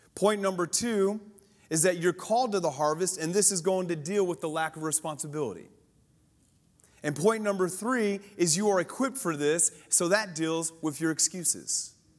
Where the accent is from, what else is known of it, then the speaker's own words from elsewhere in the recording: Colorado, United States; I grew up in Colorado